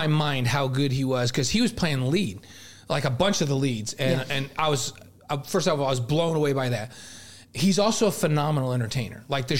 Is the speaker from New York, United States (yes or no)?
yes; New York, United States; I'm from New York